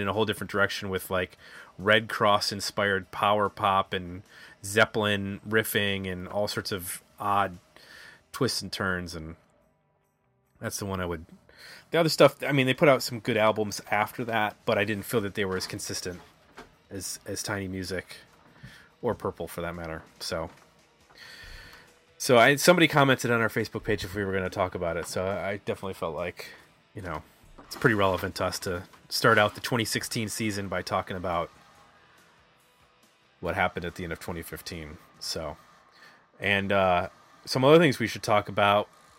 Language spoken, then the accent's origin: English; Scotland, United Kingdom; I grew up in Scotland